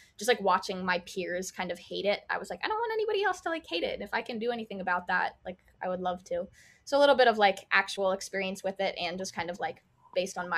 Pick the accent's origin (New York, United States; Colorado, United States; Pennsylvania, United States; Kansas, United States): Pennsylvania, United States; Pottstown; moved away as an adult; now in Boston, United States; Pottstown, Pennsylvania. It's like 30 minutes like west of Philadelphia